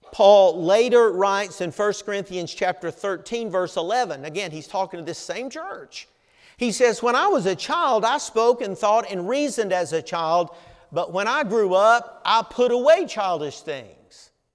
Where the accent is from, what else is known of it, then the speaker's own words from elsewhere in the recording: Southern United States, United States; accent: Southern; my Southern accent